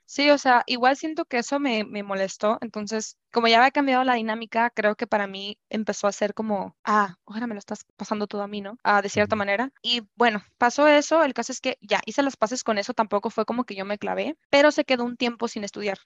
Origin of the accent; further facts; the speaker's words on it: Culiacán, Sinaloa, Mexico; moved away as an adult; now in Guadalajara, Mexico; yo soy de Culiacán, viví toda mi vida en Culiacán, ahorita uh. vivo en Guadalajara